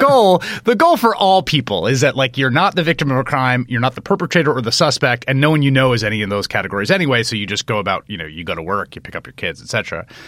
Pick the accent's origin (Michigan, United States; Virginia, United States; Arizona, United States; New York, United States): New York, United States; New York City; I grew up in New York, in the Bronx, in the, in the eighties and nineties